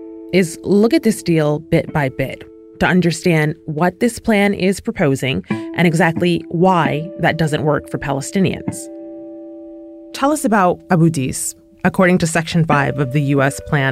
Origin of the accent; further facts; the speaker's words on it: United States; I remember the first time that I was fortunate enough to visit Jerusalem, and I was coming from Ramallah, and I had to endure those checkpoints, and I had this feeling of guilt as an American